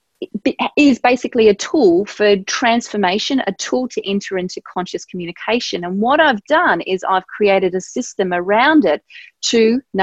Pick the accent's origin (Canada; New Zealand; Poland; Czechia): New Zealand; at the time I grew up in New Zealand